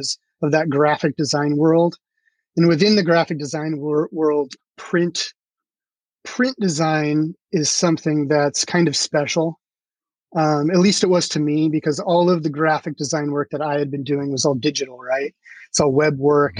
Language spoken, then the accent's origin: English; Centralia, Washington, United States; I grew up in Sorry. Centralia, Washington